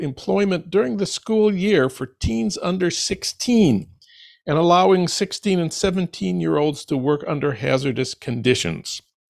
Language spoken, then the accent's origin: English; Saint Paul, Minnesota, United States; news from my hometown of St. Paul